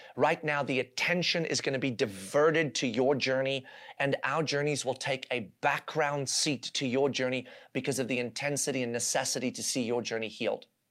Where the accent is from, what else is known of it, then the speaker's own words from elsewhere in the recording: South Africa; now in United States; I was born and raised in South Africa, where I lived uh, in the environment of apartheid and watched that unfold even as a small child